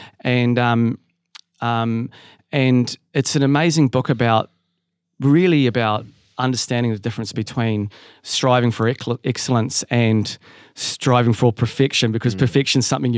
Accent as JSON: {"language": "English", "country": "New Zealand", "moved": "yes", "said": "I'd sort of didn't really see myself as a Kiwi anymore. I'd been away for so long."}